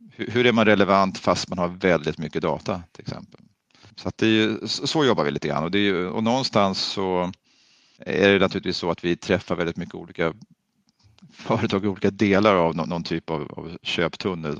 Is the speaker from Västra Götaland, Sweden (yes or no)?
no; Stockholm, Stockholm County, Sweden; also born or lived in Östergötland; Vi är faktiskt födda i Östergötland och så där, men jag är uppvuxen i Stockholm